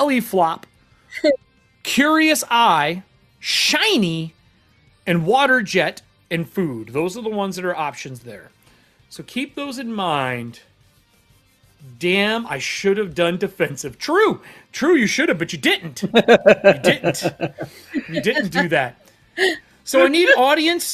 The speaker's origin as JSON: {"language": "English", "region": "Michigan", "country": "United States", "moved": "yes", "said": "I'm from Michigan"}